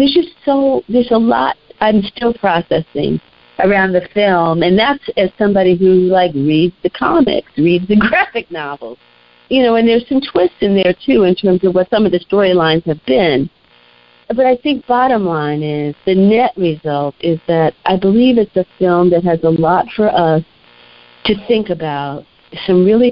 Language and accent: English; New York City, New York, United States; growing up in Harlem, where we felt like we had a black world